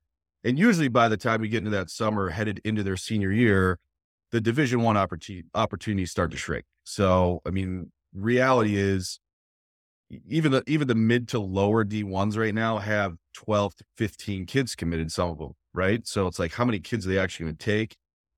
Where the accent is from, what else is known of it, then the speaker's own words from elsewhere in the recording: New England, United States; moved away as an adult; also born or lived in State College; now in Gettysburg, United States; I grew up in New England.